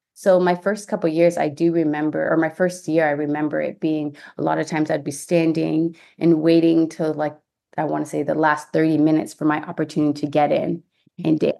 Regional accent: Ontario, Canada; moved away as an adult; also born or lived in Houston, United States; now in United States; I'm from Ontario, Canada

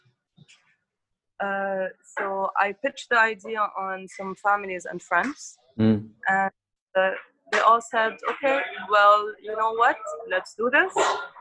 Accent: Tripoli, North Governorate, Lebanon; I'm from Tripoli.

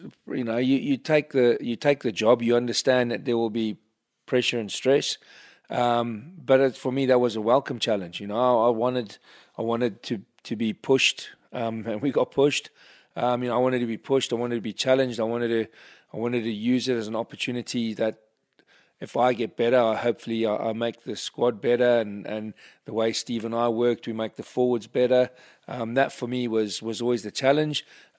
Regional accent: England, United Kingdom; despite my accent, you know, I was born in England. I'm a massively proud Englishman.

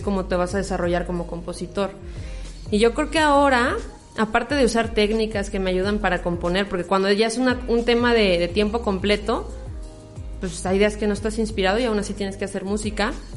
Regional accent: La Piedad, Michoacán, Mexico; soy piedadense de Michoacán, aquí presentes en, mi pueblo natal

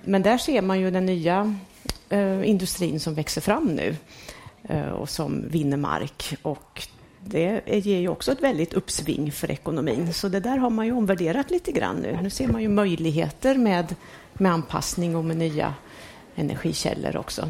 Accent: Värmland, Sweden; moved away; jag växte ju upp på 70-talet och då var det ju riktigt kallt eh, och mycket snö kommer jag från Värmland

